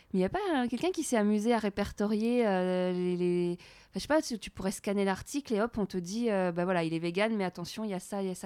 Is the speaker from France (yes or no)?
yes; France; en tant que Française